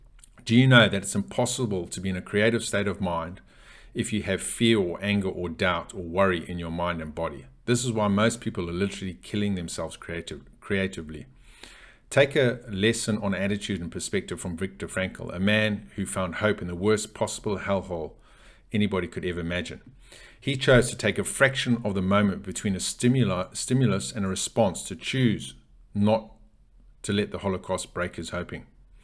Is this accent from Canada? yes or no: no; Zimbabwe; You know, I grew up in Zimbabwe, in Africa, and I personally, and I greatly admire Nelson Mandela.